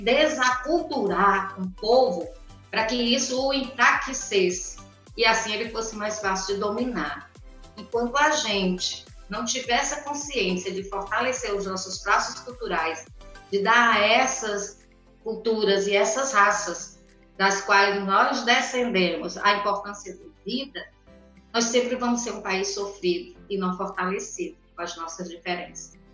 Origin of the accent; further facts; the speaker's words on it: Brazil; nós trazemos na nossa formação enquanto brasileiros os traços